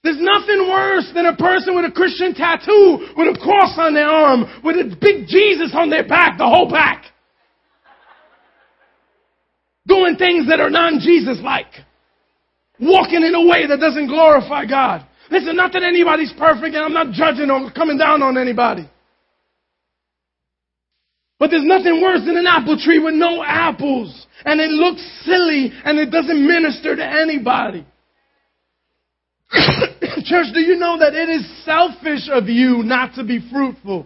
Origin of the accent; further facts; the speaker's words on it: New York City, New York, United States; I grew up in Concrete City in Manhattan.